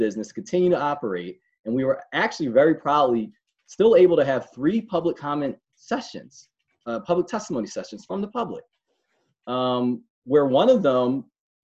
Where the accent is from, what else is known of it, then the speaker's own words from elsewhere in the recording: Philadelphia, Pennsylvania, United States; I was born and raised in Philadelphia, the Germantown, Mount Airy section of Philadelphia